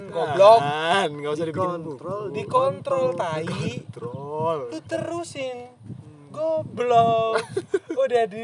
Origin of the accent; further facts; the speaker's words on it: Malang, East Java, Indonesia; gue gede di Malang kan dari SMP SMA kuliah